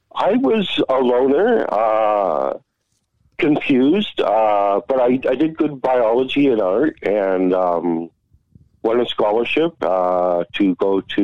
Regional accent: Blackie, Alberta, Canada; also born or lived in East York / Calgary; back in 77, and my dad got out, and we moved to this little town of 350 people called Blackie, Alberta.

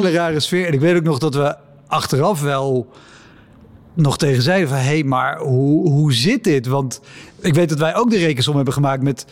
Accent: Netherlands; als Nederlander

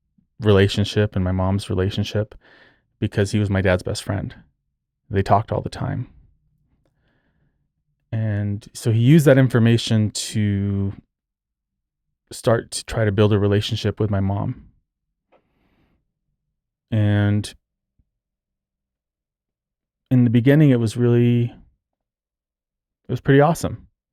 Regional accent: Socorro, New Mexico, United States; born there; I was born in 1980 in New Mexico, in Socorro, New Mexico, which is a tiny town south of Albuquerque.

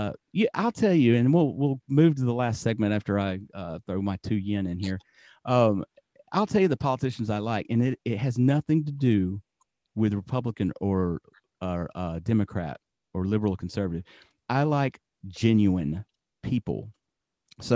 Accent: Alabama, United States; we're all from Alabama

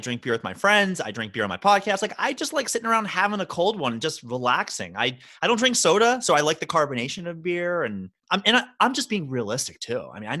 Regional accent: Baltimore, Maryland, United States; moved away as an adult; now in New York City, United States; while I live in New York City for the last 11 years, I'm born and raised in Baltimore, Maryland.

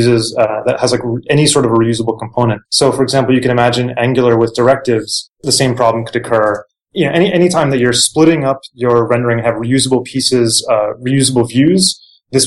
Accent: New Jersey, United States; moved away; also born or lived in New York / Japan; I grew up in Jersey, went to NYU, lived in Japan for a while

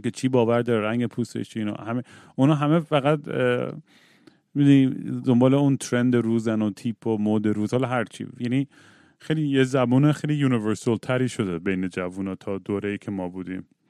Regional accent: Iran; خودم موقع بچگی تو ایران که بودم

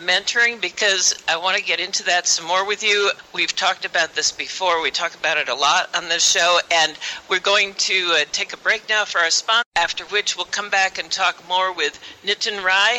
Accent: Portland, Oregon, United States; my hometown of Portland, Oregon.

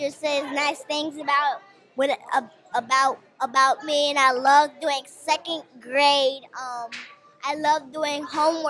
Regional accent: Chicago, Illinois, United States; I'm from Chicago, South Suburbs

